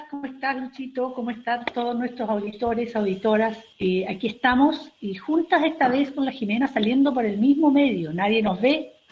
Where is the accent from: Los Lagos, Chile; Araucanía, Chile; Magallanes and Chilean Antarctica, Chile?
Los Lagos, Chile; Osorno; No tenía idea, yo soy de Osorno y no